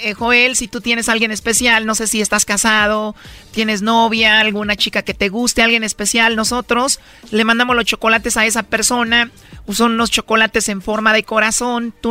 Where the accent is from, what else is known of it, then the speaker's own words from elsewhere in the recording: El Salvador; accent: Central American; Soy salvadoreña.